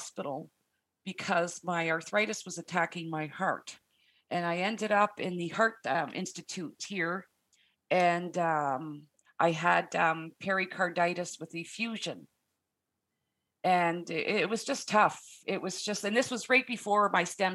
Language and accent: English; Canada; I'm Canadian